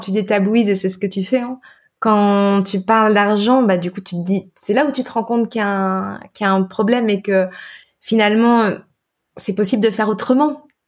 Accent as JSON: {"language": "French", "region": "northern France", "country": "France", "tie": "born or raised there", "also_born_or_lived": "Brittany", "moved": "yes", "said": "moi je suis bretonne de cœur hein, d'adoption parce que j'ai grandi dans le nord de la France"}